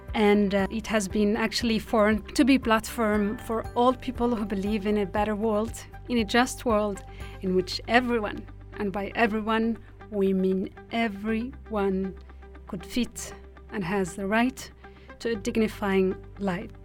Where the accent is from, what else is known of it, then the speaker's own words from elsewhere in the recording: Tindouf, Algeria; English is a second language; moved away as an adult; now in Switzerland; I was born and raised in the Sahrawi refugee camps in a city called Tindouf, southwest Algeria. I have lived there for over 20 years.